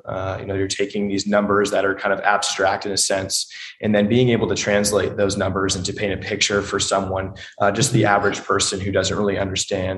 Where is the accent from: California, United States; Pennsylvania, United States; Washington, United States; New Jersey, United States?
California, United States; Huntington Beach; I grew up in Huntington Beach, California